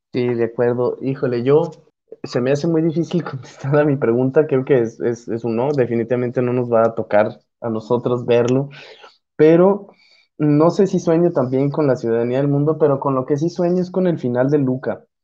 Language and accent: Spanish; Mexico